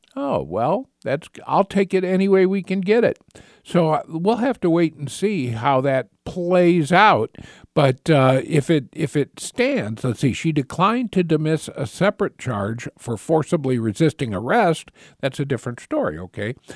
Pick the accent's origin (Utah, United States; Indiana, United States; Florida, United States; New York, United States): Indiana, United States; north central; moved away as an adult; now in Michigan, United States; I was in north central Indiana